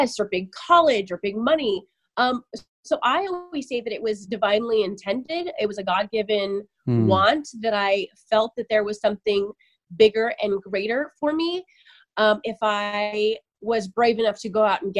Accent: Sunnyside, Washington, United States; moved away; I am originally from Eastern Washington State in a really small cow town called Sunnyside

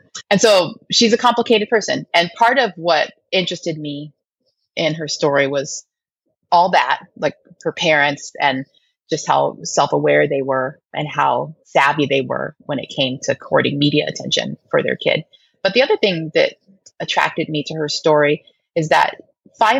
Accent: Denver, Colorado, United States; raised in Denver.

